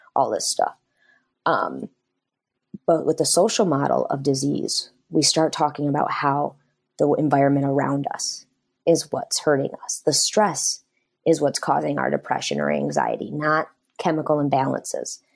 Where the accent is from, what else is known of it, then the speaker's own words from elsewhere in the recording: Michigan, United States; I grew up and I'm from Michigan